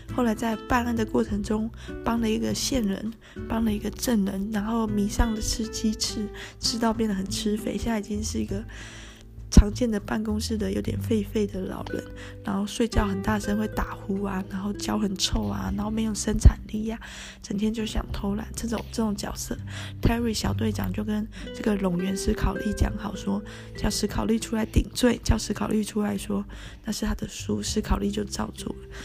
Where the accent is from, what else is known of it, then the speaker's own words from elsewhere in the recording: Tainan, Taiwan; 因为我是台南人哈